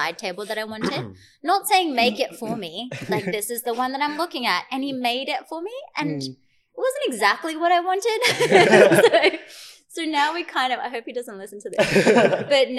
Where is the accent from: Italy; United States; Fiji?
Fiji; now in Australia; my sister and I grew up in Fiji